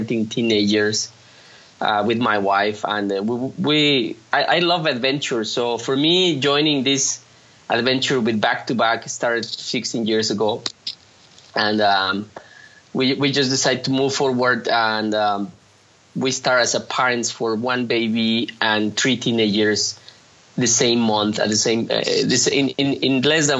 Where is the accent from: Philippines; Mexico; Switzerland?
Mexico; Mexico City; now in Monterrey, Mexico; I'm from Mexico City, but I grew up in Mexico City